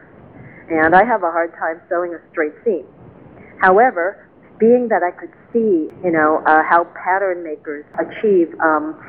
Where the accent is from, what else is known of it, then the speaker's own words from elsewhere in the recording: New York City, New York, United States; growing up in New York City